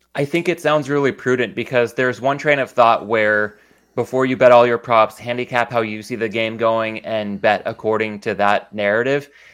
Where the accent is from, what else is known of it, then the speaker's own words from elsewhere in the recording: San Diego, California, United States; growing up in San Diego